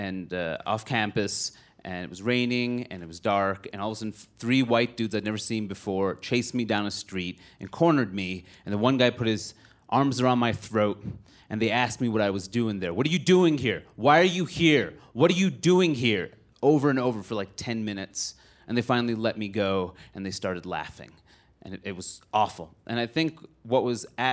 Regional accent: New York City, New York, United States; also born or lived in Maine; I grew up in Queens, New York, which is the most diverse place in the world

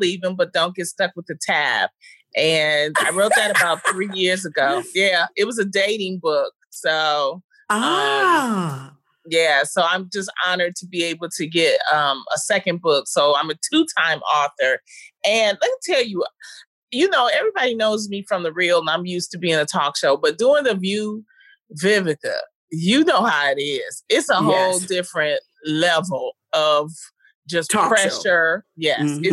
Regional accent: Detroit, Michigan, United States; I'm from Detroit, Michigan, the Brewster Project

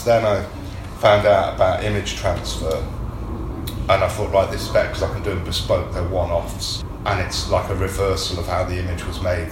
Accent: North Wales, United Kingdom; moved away as an adult; also born or lived in Coventry; now in London, United Kingdom; I was born in London. I grew up up north, North Wales.

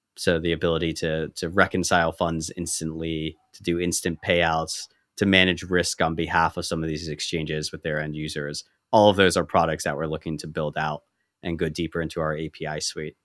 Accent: United States; growing up as an American

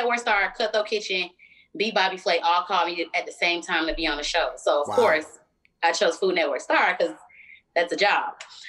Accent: Philadelphia, Pennsylvania, United States; accent: country twang; So, you know, I talk a little different. I got a country twang. I'm from Philly, but Atlanta is all up inside of me.

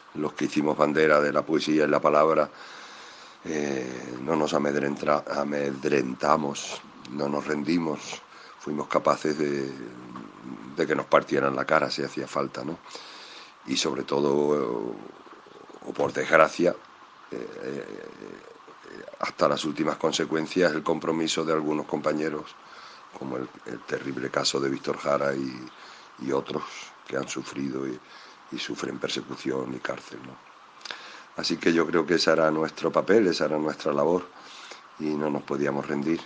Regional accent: Extremadura, Spain; de aquella mi Extremadura, de ese niño que era yo

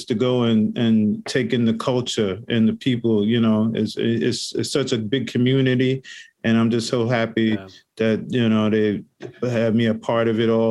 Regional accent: New York City, New York, United States; growing up in New York City in the Bronx

